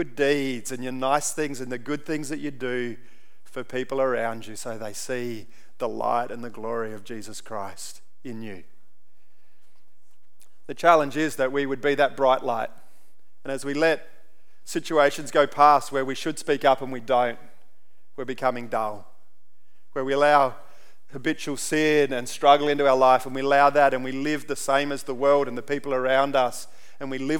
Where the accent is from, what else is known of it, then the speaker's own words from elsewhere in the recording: Central Australia, Australia; also born or lived in Papua New Guinea; growing up in Central Australia